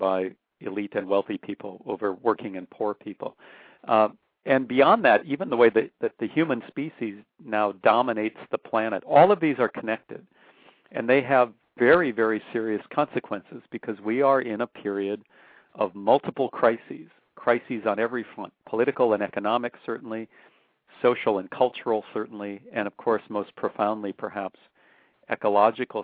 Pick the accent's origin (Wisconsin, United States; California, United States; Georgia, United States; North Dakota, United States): North Dakota, United States; now in Austin, United States; I grew up in North Dakota, probably the whitest state in the country in many ways